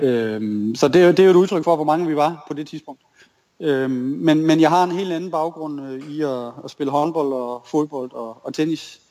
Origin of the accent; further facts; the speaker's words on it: Tinglev, Southern Denmark, Denmark; jeg er jo opvokset i Tinglev